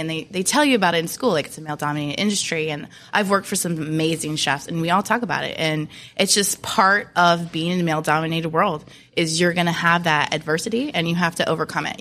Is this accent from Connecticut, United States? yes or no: no; Williamsburg, Virginia, United States; now in Tampa, United States; I'm from Williamsburg, Virginia